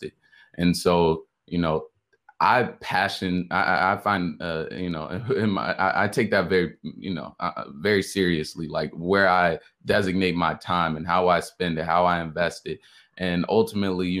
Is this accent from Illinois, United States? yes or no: yes; Chicago, Illinois, United States; also born or lived in Atlanta, Georgia (Morehouse College); originally from Chicago, Illinois, attending the illustrious Morehouse College. So, you know, I was born in Chicago, moved out, you know, to the suburbs early on in my life. Spent a long time out here in the burbs